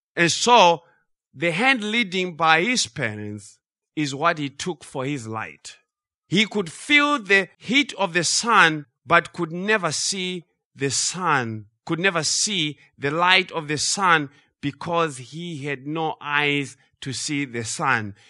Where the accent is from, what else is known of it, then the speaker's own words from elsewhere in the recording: Zimbabwe; growing up in Zimbabwe